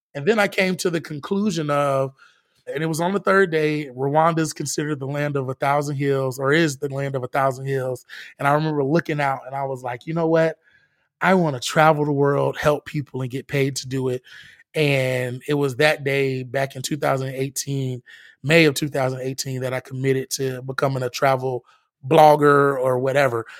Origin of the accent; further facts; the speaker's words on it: Orlando, Florida, United States; growing up in the inner city, living in a bubble, like, I'm from Orlando